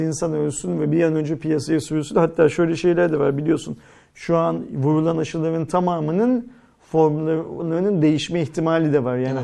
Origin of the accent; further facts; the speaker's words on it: Turkey; biz Türk'üz